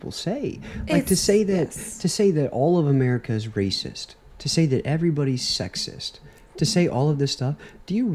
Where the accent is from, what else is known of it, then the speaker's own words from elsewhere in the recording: United States; I'm an American